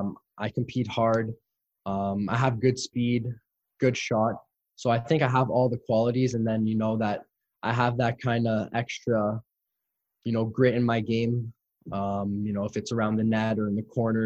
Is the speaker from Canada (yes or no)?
yes; Montreal, Quebec, Canada; my hometown team